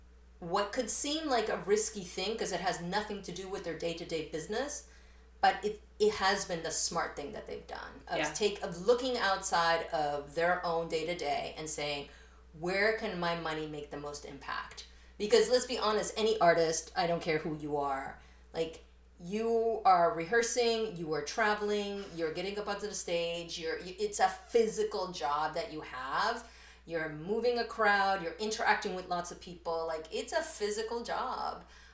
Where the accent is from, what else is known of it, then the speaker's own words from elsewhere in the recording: New York, United States; born there; English is a second language; I would say like I was born in New York and I learned English in New York, and I have most of my family immigrated to New York when I first did.